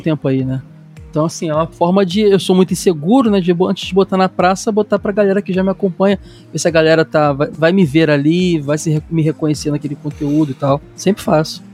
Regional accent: Rio de Janeiro, Brazil; Eu sou carioca

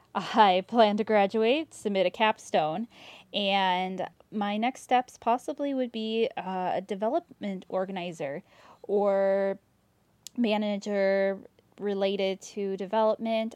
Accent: Maple Grove, Minnesota, United States; I am from Maple Grove, Minnesota

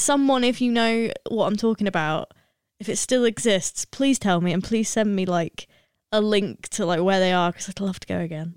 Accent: Lancashire, North West England, United Kingdom; I'm from Lancashire

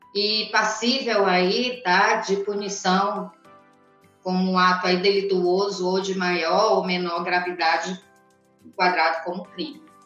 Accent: Brazil; nós trazemos na nossa formação enquanto brasileiros os traços

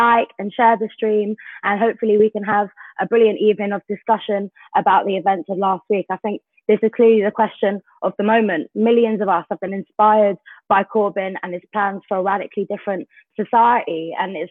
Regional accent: United Kingdom; as a British Jew

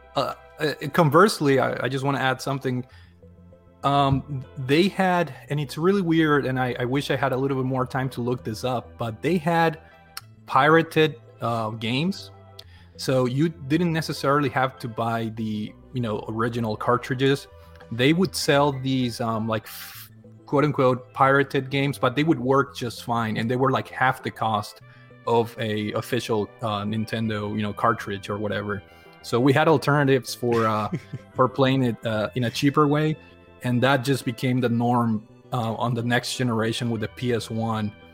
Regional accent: Paraguay; moved away; I I grew up in South America, uh, born born and raised in, in Paraguay

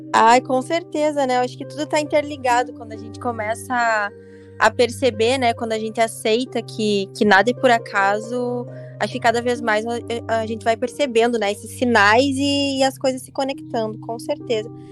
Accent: Carazinho, Rio Grande do Sul, Brazil; accent: gaúcha; now in Rio de Janeiro, Brazil; eu moro aqui no Rio de Janeiro e é uma cidade grande, né? E eu vim de Carazinho, você percebe que quando a gente mora numa cidade pequena

